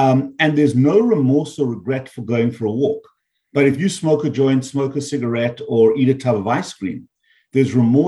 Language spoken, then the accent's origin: English; South Africa; moved away as an adult; also born or lived in Canada / United States; now in South Florida, United States; my birth is from South Africa. I grew up there, I trained there, and then I moved to the US after I became a medical doctor.